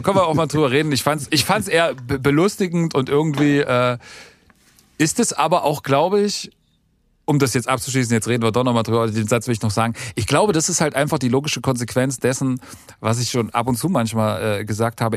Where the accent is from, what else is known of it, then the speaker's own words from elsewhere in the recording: East Germany, Germany; ich bin ja auch Ossi